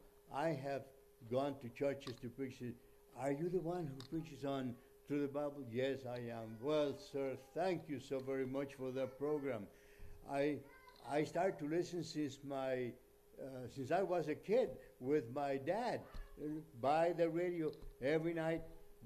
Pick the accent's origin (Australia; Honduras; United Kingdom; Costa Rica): Honduras; English is a second language; All the staff that works here, and I came from Honduras, and put the program in front of us so we know what we're doing.